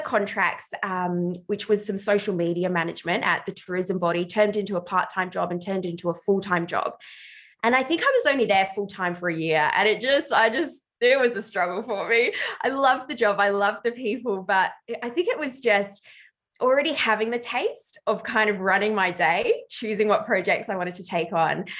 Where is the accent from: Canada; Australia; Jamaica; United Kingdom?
Australia; Ballarat, Victoria; I just did work experience everywhere in my hometown of Ballarat, which is regional Australia.